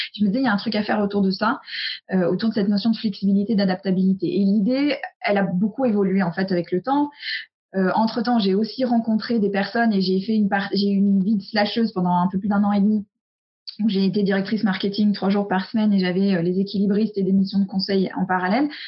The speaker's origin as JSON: {"language": "French", "country": "United States", "tie": "born or raised there", "moved": "yes", "said": "j'ai grandi aux US"}